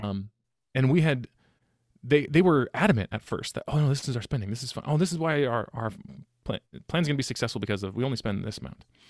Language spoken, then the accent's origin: English; Sacramento, California, United States; also born or lived in Utah; I was born and raised in Sacramento.